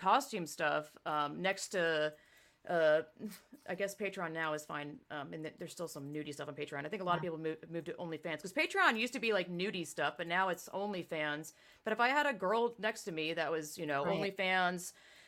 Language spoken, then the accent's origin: English; the South, United States; me growing up in the South